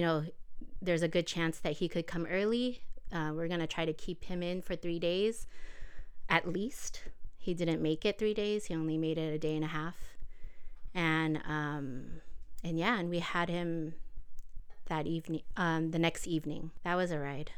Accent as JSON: {"language": "English", "town": "Los Angeles", "region": "California", "country": "United States", "tie": "born or raised there", "said": "I grew up here in the South Bay of L A."}